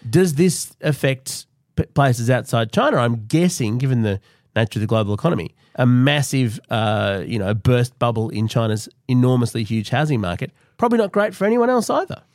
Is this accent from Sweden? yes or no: no; Australia; as Australians